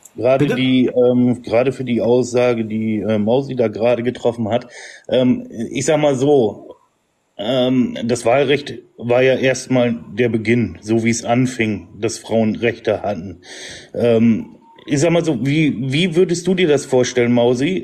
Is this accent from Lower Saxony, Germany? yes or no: yes; Emsland, Lower Saxony, Germany; Ich komme aus dem Emsland